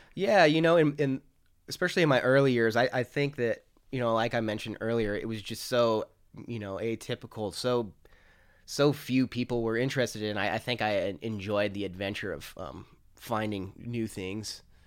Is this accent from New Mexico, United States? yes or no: yes; Farmington, New Mexico, United States; grew up in Farmington, New Mexico